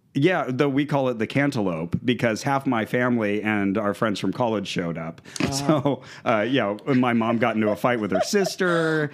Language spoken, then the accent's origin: English; Santa Cruz, California, United States; we grew up in the Santa Cruz area and uh, my wife from Watsonville, uh, myself from Santa Cruz